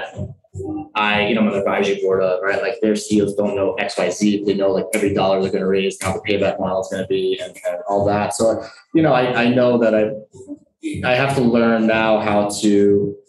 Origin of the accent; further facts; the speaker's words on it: New York, United States; now in Colombia; I was born in New York